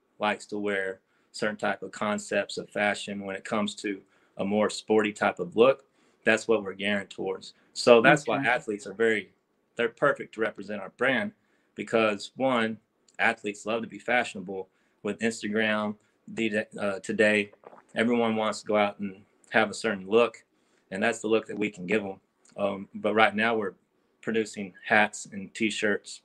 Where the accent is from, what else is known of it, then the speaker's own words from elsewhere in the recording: Howe, Texas, United States; my hometown of Howe